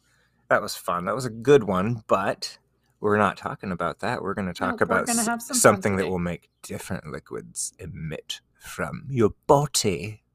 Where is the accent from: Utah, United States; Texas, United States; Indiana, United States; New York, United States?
Utah, United States; We're from Utah.